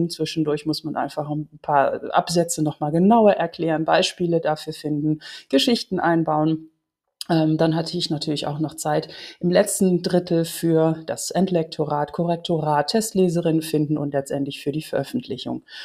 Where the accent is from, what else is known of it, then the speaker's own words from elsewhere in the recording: Netherlands; German is a second language; Ich komme aus Holland und manchmal habe ich ein paar Hollandismen drin